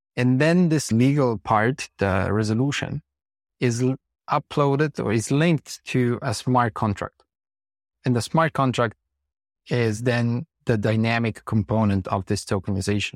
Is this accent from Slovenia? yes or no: yes; Slovenia; So we come from Slovenia, based mainly as a team in Ljubljana